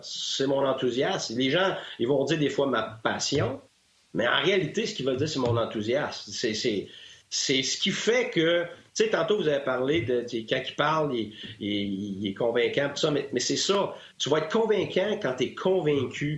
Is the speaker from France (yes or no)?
no; Quebec, Canada; moved away; je suis sorti de chez nous, je suis sorti du Québec